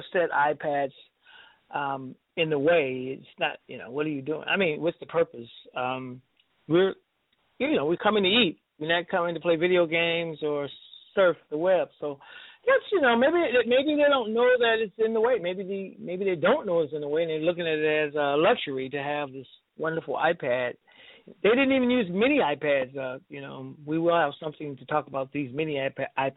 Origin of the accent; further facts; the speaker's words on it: New York, United States; moved away; I was raised in New York